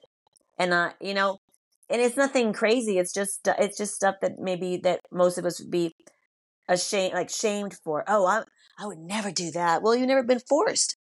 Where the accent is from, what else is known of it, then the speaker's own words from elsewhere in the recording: United States; I can speak for just being American